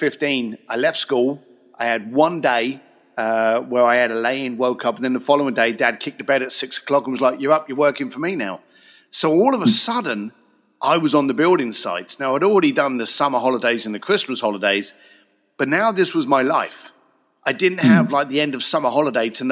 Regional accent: Reading, South East England, United Kingdom; moved away as an adult; also born or lived in Basingstoke / Leytonstone; now in Los Angeles, United States; born in Reading, lived in Basingstoke and Leytonstone, and then from a very early age, as we were just chatting about, just buggered off out of UK

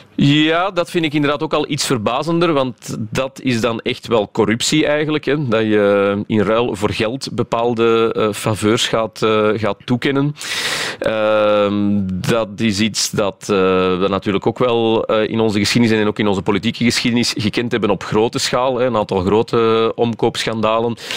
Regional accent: Flanders, Belgium; wij als Vlamingen

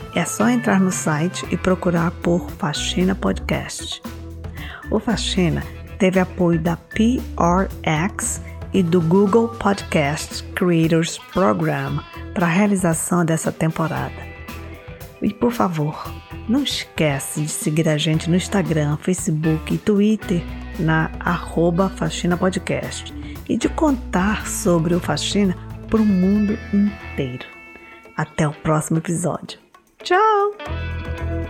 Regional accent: Brazil; uma parte da minha identidade é que eu nasci no Brasil e, além disso, eu me sinto brasileira

